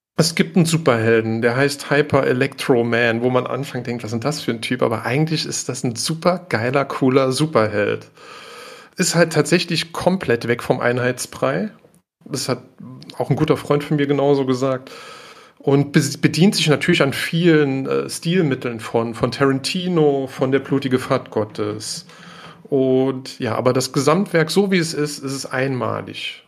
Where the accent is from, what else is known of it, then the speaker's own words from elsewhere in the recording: Germany; als Deutscher